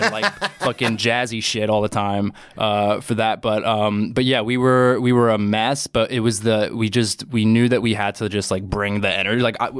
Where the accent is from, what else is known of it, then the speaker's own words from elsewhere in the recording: Long Island, New York, United States; moved away as an adult; now in New York City, United States; I'm from Long Island originally.